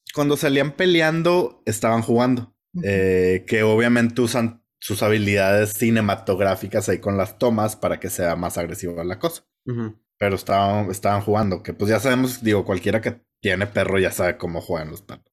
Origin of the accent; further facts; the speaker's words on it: Mexico; me acordé que soy mexicano